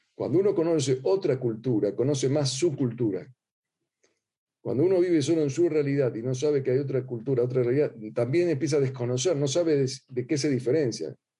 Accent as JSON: {"language": "Spanish", "country": "Argentina", "accent": "Argentine", "said": "ustedes notarán ya mi acento"}